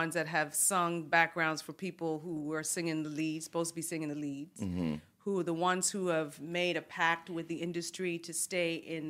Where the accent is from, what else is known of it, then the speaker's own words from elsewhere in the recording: Canada; And as a Canadian, that's kind of the the duality of mm-hmm. it.